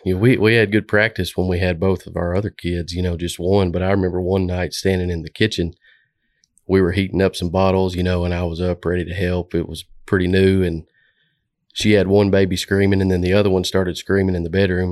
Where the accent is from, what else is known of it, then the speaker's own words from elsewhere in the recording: Stuttgart, Arkansas, United States; moved away as an adult; also born or lived in Jonesboro, Arkansas; now in Little Rock, United States; I came from Stuttgart, Arkansas, went to college in Jonesboro, and then pretty much moved down here to Little Rock